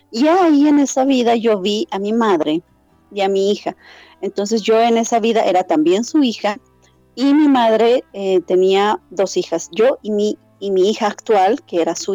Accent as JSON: {"language": "Spanish", "country": "Bolivia", "said": "soy la única boliviana registrada por el momento en la página oficial de Quantum Healing Hypnosis Technique"}